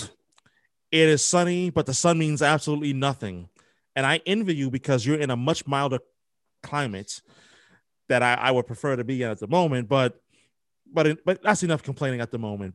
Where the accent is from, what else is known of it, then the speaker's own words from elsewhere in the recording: New York, United States; moved away as an adult; now in Boston, United States; I'm from New York originally, born and raised.